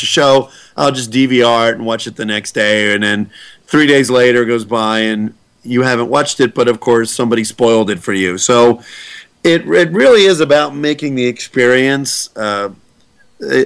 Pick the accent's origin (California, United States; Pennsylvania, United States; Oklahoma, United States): Pennsylvania, United States; Pittsburgh; I'm from Pittsburgh